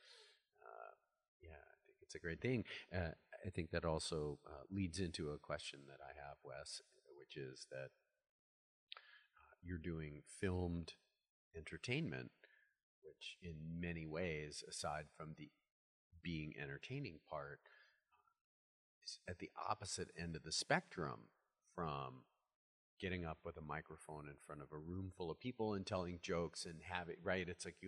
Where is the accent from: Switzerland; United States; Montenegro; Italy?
United States; Midwest; I'm a Midwesterner.